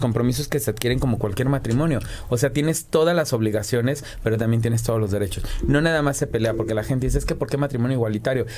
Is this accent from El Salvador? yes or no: no; Morelos, Mexico; yo que vengo de Morelos